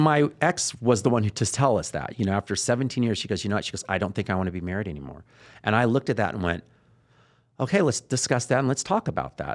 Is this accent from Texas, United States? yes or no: yes; Texas, United States; I'm from Texas